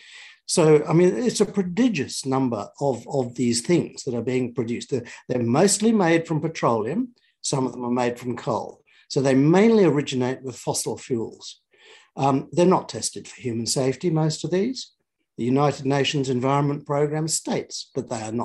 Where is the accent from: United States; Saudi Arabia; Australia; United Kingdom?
Australia; as an Australian, a modern Australian citizen